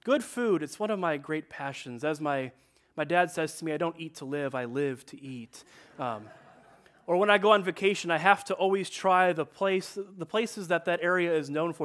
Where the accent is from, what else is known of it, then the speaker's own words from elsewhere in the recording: Chicago, Illinois, United States; also born or lived in Detroit area; now in Detroit, United States; I am from Chicago